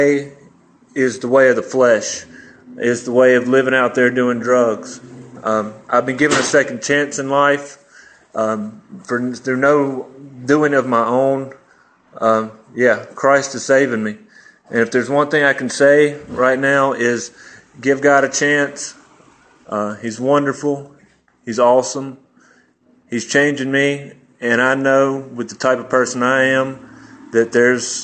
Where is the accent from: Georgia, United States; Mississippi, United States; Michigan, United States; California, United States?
Mississippi, United States; Jackson; I'm from Jackson, Mississippi. I was born and raised with a good family